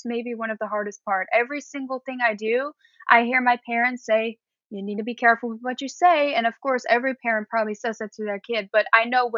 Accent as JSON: {"language": "English", "country": "Netherlands", "moved": "as an adult", "lives_now": "United States", "said": "I'm from the Netherlands, which is all the way up north in Europe"}